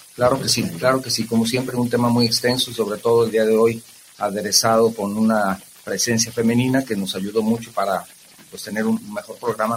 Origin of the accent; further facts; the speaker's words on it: Guadalajara, Jalisco, Mexico; los que somos tapatíos